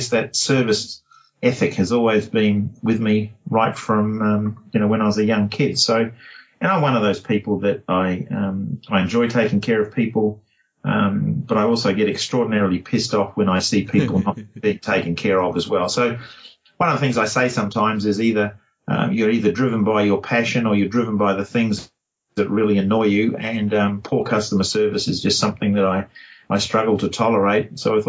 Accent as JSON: {"language": "English", "country": "New Zealand", "moved": "yes", "lives_now": "Perth, Australia", "said": "And then I moved to Perth from New Zealand in 1982"}